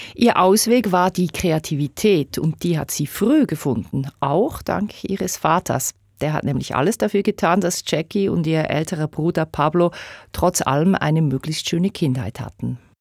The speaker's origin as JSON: {"language": "German", "region": "Bern", "country": "Switzerland", "said": "Ich komme aus Bern."}